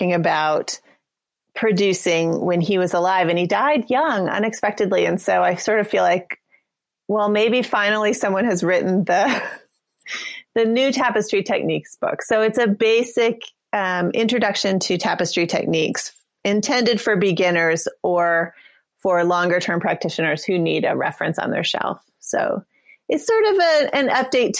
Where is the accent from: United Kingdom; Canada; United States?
United States; New Mexico; moved away; I grew up in New Mexico